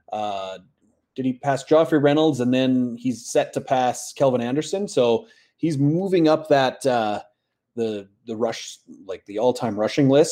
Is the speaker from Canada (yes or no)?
yes; Canada; we're just very happy as Canadians